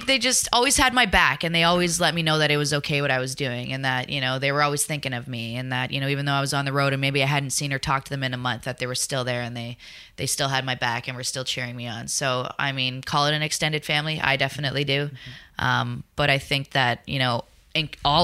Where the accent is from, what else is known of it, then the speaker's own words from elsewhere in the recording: Sudbury, Ontario, Canada; my hometown, actually, Sudbury